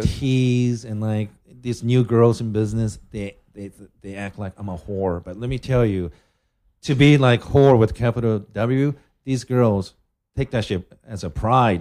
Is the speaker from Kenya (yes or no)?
no; Japan; I'm from Japan